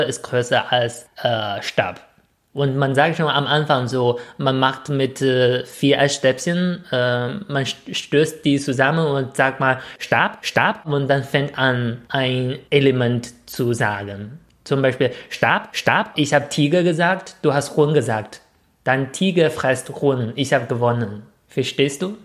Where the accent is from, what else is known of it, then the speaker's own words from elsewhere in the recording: China; now in Germany; was ich als Chinese ein bisschen häufiger von Deutschen zu äh, gefragt äh, höre